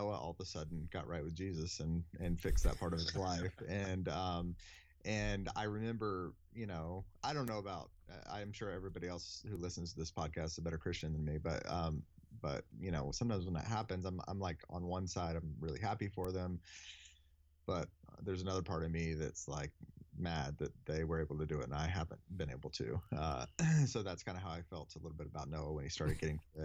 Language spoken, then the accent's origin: English; Deep South, United States; I grew up in the Deep South